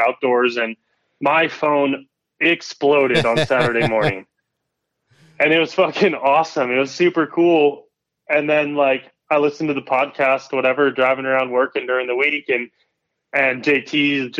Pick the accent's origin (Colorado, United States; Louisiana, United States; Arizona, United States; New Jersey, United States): Colorado, United States; also born or lived in East Coast; now in Southern California, United States; I grew up in Colorado